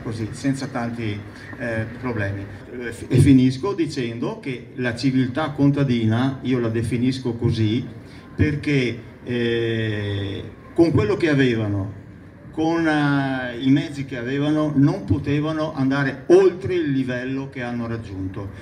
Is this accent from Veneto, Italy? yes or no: yes; Noale, Veneto, Italy